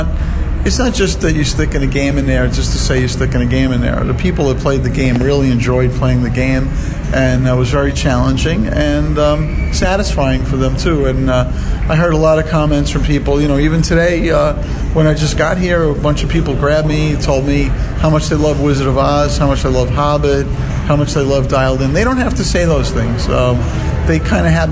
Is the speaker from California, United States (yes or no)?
no; New York City, New York, United States; moved away; I'm originally from Brooklyn